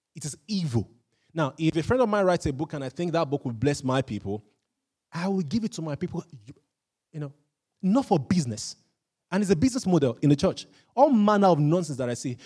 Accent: Nigeria; I'm Nigerian

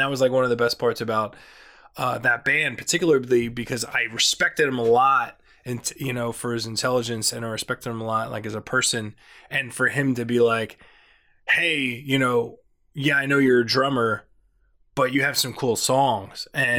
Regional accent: Franklinville, New Jersey, United States; Yeah. Well, actually not the Pine Barrens, a little, east of that, Franklinville, which is close

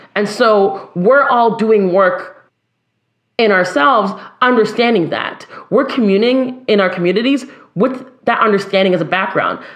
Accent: Ottawa, Ontario, Canada; I'm Canadian.

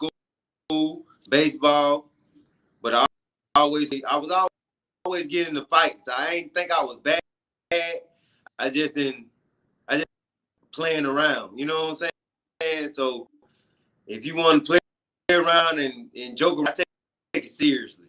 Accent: Perry, Georgia, United States; I was born and raised up I was raised up in Perry, Georgia

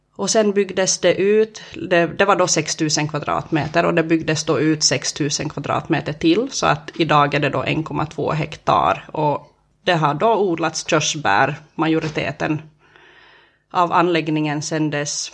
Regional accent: Närpes, Ostrobothnia, Finland; jag är uppväxt i Töjby

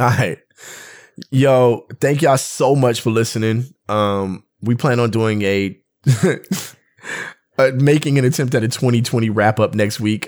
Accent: West Covina, California, United States; we're from West Covina.

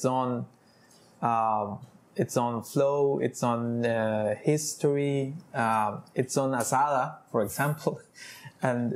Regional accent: Heredia, Costa Rica; moved away as an adult; also born or lived in San Jose, Costa Rica; now in Nosara, Costa Rica; I'm from Heredia. I always live there in San Jose.

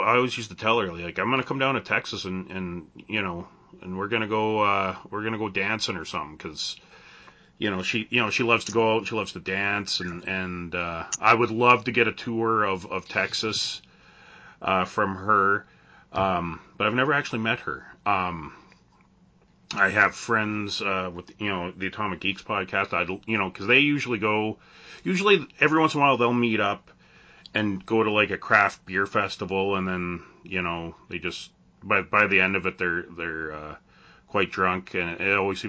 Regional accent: Canada

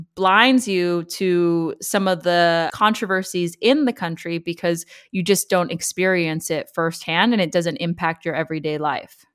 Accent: Los Angeles, California, United States; moved away as an adult; also born or lived in China / United Kingdom / Turkey / Munich, Germany; now in Berlin, Germany; I am originally from Los Angeles, California, and for the last eight years, I've been living around the world in China, the U K, Turkey, and now I'm based in Berlin, Germany

